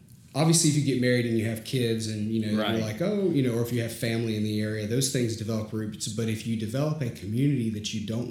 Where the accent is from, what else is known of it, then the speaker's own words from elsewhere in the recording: Chattanooga, Tennessee, United States; moved away as an adult; also born or lived in Atlanta, Georgia; now in Augusta, United States; I was born in Chattanooga, moved to Atlanta, moved back to Chattanooga for high school.